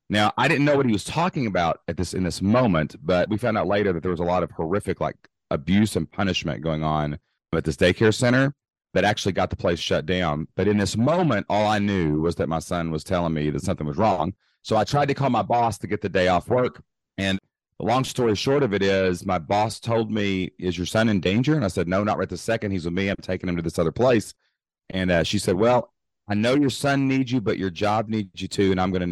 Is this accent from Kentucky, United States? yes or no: yes; Southeast Kentucky, United States; I'm actually from Kentucky, Southeast Kentucky, born and raised, remained today.